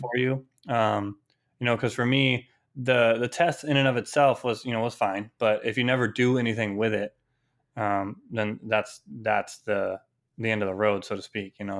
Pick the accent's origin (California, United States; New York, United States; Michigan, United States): California, United States; moved away as an adult; also born or lived in Maine / Boston; I'm originally from California, came out to Maine for college